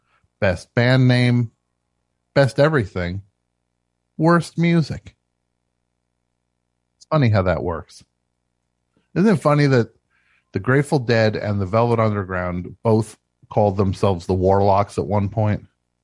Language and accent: English; Canada; I'm more Canadian than you are, Simon.